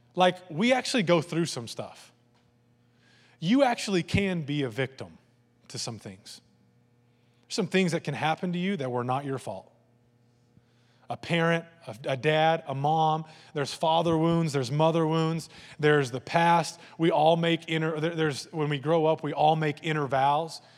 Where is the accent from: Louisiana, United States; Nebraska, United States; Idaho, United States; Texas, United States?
Texas, United States; Lampasas; I grew up in Land Passes